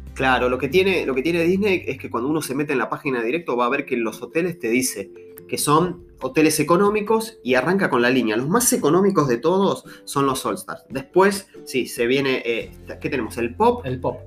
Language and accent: Spanish; Argentina; el país es grande, tenemos muchas provincias